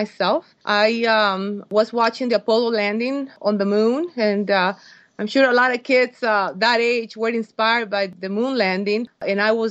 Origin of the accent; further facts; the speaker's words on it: Costa Rica; moved away as an adult; now in United States; I was born in Costa Rica, and I didn't come to the States until I was 21